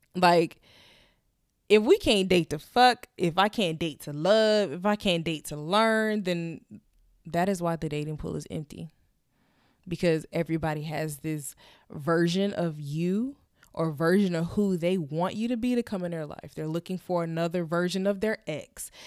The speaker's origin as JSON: {"language": "English", "region": "Florida", "country": "United States", "moved": "yes", "said": "we we're both from Florida"}